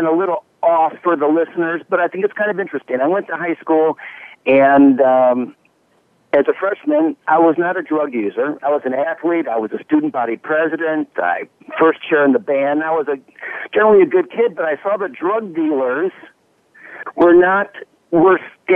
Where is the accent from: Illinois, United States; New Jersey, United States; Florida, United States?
Illinois, United States; Chicago; moved away as an adult; also born or lived in Dallas / Washington, D.C.; born and raised in Chicago